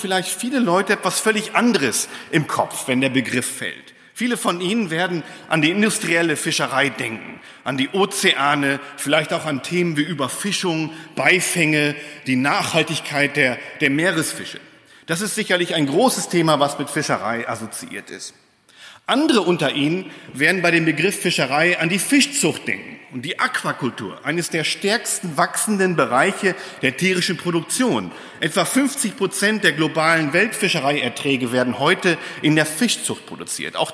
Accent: Lohne, Lower Saxony, Germany; Ich bin gebürtig aus Niedersachsen tatsächlich, Lohne Dinklage, da wo die Schweine wohnen.

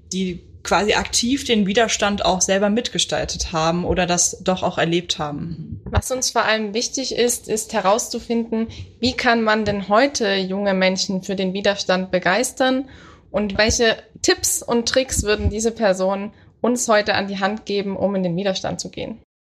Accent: Oberursel, Hesse, Germany; ich komme aus Oberursel bei Frankfurt am Main.

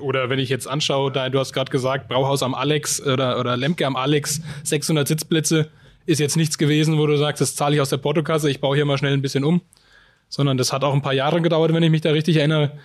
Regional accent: Bamberg, Bavaria, Germany; bei uns in Bamberg

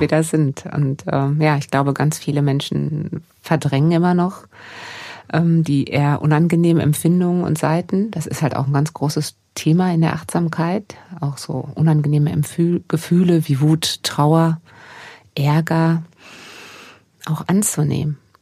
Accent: Germany; hier bei uns in Deutschland

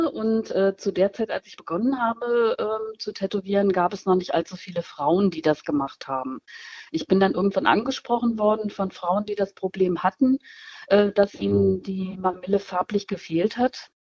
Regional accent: Schauenburg, Hesse, Germany; Ich komme aus Nordhessen, äh, in der Nähe von Kassel, aus Schauenburg genau genommen, und tätowiere seit nunmehr 30 Jahren.

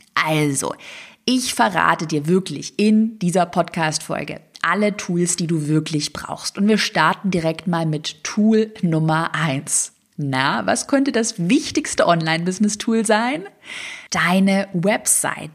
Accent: Swabia, Germany; moved away; ich komme ja aus dem Schwabenland ursprünglich

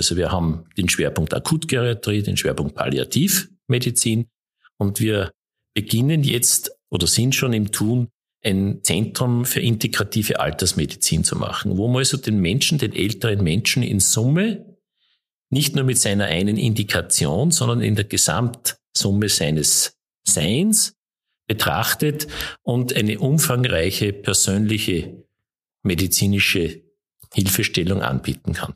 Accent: Mühlviertel, Upper Austria, Austria; Ich, ich komme aus dem Müllviertel ursprünglich auch noch

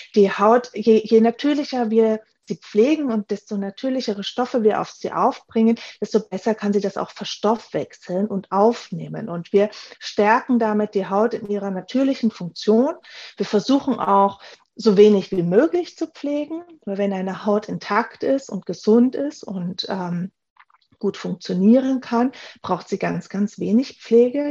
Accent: Germany; moved away as an adult; also born or lived in Graz; now in Vienna, Austria; Ich bin hier in Wien zu Hause. Ich komme eigentlich aus Deutschland, wie viele hören

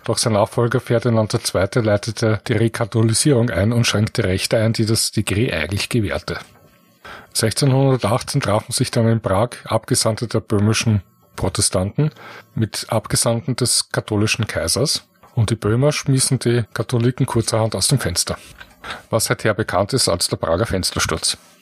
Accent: Vienna, Austria; Ich komme aus Wien, bin hier geboren, bereits in der vierten Generation

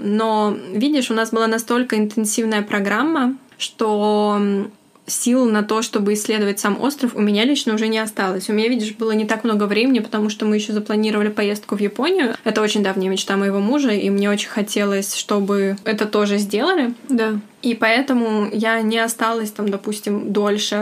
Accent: Russia; moved away; я вот из России

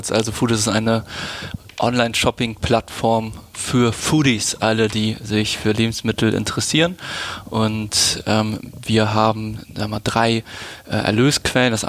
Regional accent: Schleswig-Holstein, Germany; Ähm, dann in Lübeck zur Schule gegangen, es ist auch keine Großstadt und dann ähm, zum der, ja, äh, zu der Ausbildung dann ähm, nach Hamburg gezogen

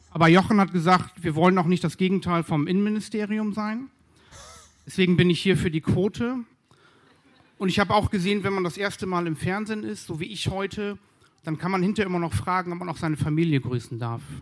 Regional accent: Berlin, Germany; Denn ich komme ja aus Berlin und hier sind wir im Ruhrgebiet

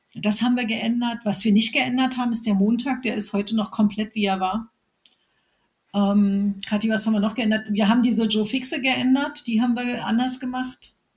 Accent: Berlin, Germany; accent: Berlin; bin Berlinerin, wie man hört

